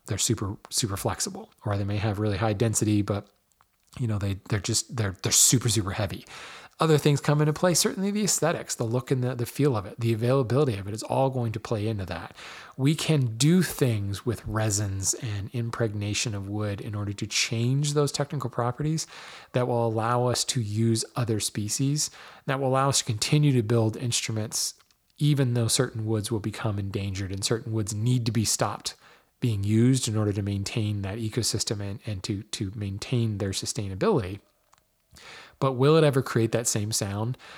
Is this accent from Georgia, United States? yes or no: no; Hawaii, United States; I was born in Hawaii